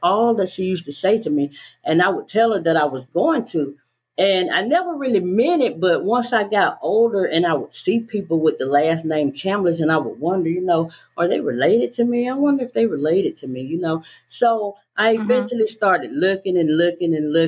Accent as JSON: {"language": "English", "region": "the South", "country": "United States", "tie": "born or raised there", "accent": "Southern", "said": "I was born in the South, as you can tell by the accent"}